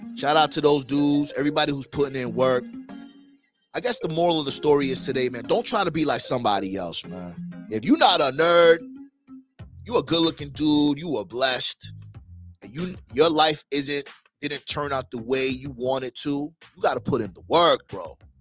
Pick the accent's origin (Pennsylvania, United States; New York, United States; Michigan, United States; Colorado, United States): New York, United States; moved away; also born or lived in Miami; I was from New York. I had that New York swag.